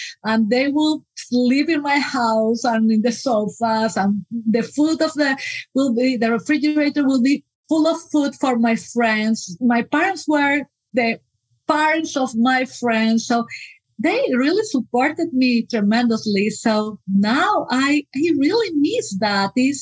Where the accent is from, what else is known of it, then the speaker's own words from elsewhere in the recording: Peru; moved away as an adult; now in United States; I am from Peru, so my parents are still in Peru, and I moved to the US just 11 years ago